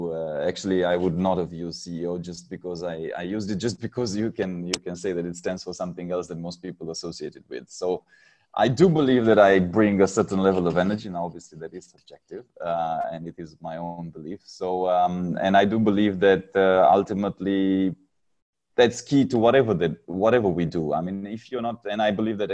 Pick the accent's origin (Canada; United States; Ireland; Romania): Romania; moved away as an adult; now in Singapore; I'm originally from Romania